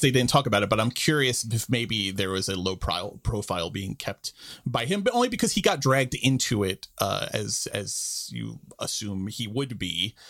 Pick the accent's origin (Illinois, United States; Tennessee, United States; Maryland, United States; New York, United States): New York, United States; as a New Yorker